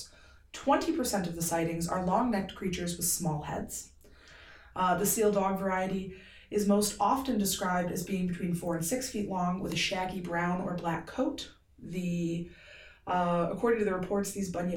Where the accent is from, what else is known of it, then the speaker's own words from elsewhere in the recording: Benton Harbor, Michigan, United States; we're a family from Benton Harbor.